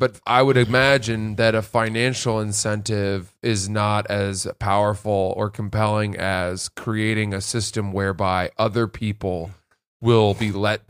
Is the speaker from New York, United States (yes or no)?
no; Maine, United States; also born or lived in New Jersey; But I lived in Maine my whole life. I was born in Jersey.